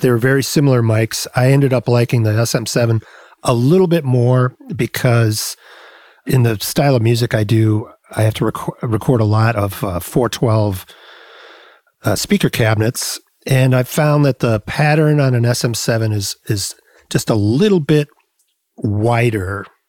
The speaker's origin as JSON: {"language": "English", "town": "Rockford", "region": "Illinois", "country": "United States", "tie": "born or raised there", "also_born_or_lived": "Chicago, Illinois", "said": "I grew up in Rockford, Illinois, which is about 90 miles west of Chicago"}